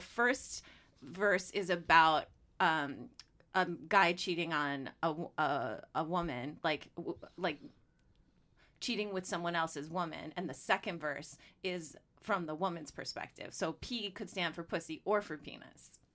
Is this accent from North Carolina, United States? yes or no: no; Chicago, Illinois, United States; I'm from Chicago